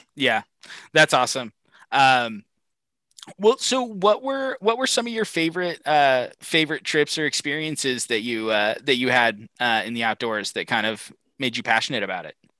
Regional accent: Pacific Northwest, United States; I, I grew up in the Pacific Northwest

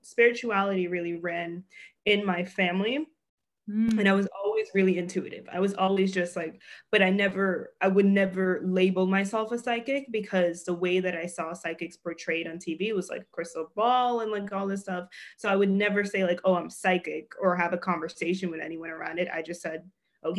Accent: New York City, New York, United States; moved away as an adult; also born or lived in Los Angeles; I'm from Brooklyn, New York.

